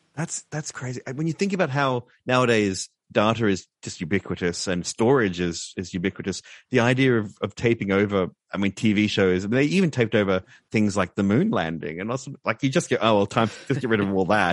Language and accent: English; Brisbane, Queensland, Australia; my hometown of Brisbane, Queensland